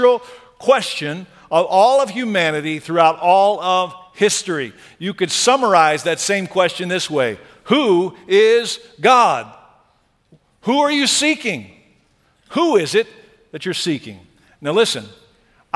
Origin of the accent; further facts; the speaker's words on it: Texas, United States; I'm from Texas